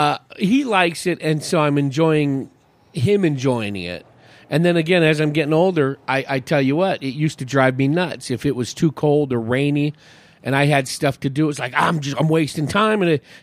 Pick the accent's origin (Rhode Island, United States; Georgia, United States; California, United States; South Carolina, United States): California, United States; Hayward; San Francisco Bay Area.